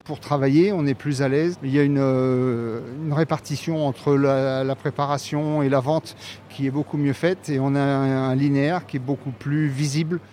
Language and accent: French; Allier, Auvergne-Rhône-Alpes, France; also born or lived in Paris; now in Clermont-Ferrand, France; On est originaire de la région, on est originaire de l'Allier